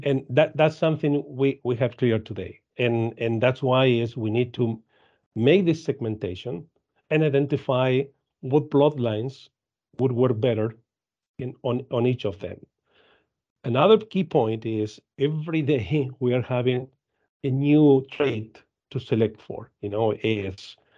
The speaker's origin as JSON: {"language": "English", "country": "Argentina", "tie": "born or raised there", "said": "I am from Argentina. I live in, in Argentina. Um, I was, uh, rising at Dairy Farm in Argentina"}